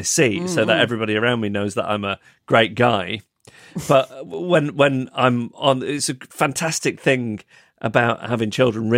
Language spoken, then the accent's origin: English; Macclesfield, North West England, United Kingdom; now in London, United Kingdom; my hometown of Macclesfield